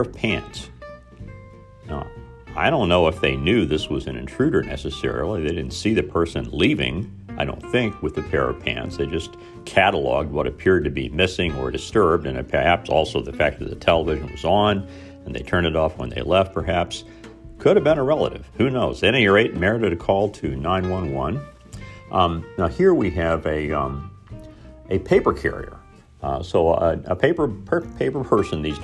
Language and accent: English; Mitchell, Indiana, United States; Spitting was fairly commonplace when I grew up in Mitchell, Indiana.